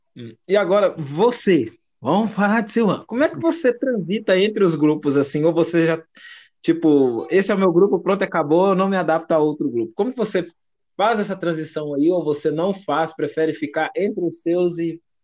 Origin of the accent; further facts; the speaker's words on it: Minas Gerais, Brazil; aqui eu sou do Sudeste, um pouquinho aqui em Minas uhum. Gerais